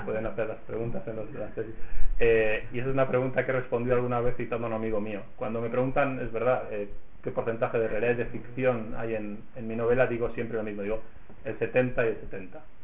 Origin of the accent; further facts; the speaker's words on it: Reus, Catalonia, Spain; en Reus, que es mi ciudad natal